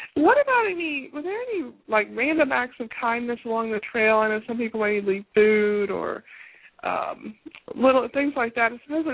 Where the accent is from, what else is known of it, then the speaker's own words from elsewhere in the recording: East Tennessee, United States; I'm from East Tennessee.